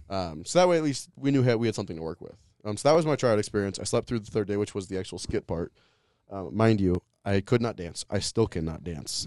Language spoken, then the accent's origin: English; Louisville, Colorado, United States; moved away; I grew up in Louisville, Colorado, um, just outside of Boulder